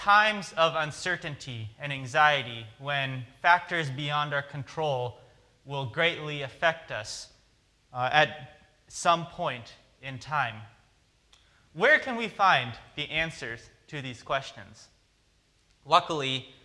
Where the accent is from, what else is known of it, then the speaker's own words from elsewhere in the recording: Oregon, United States; growing up on the West Coast, growing up in Oregon